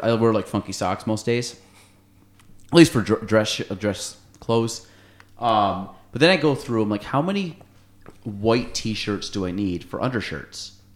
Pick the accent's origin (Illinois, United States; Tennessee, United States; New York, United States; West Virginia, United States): New York, United States; Chazy; we're kids from Chazy